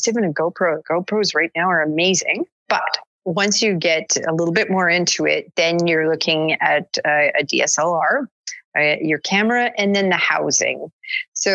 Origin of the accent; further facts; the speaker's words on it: Canada; I'm from Canada